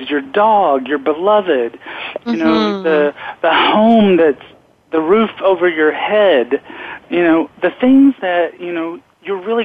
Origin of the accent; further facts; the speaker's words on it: Knoxville, Tennessee, United States; I grew up gay in Knoxville, Tennessee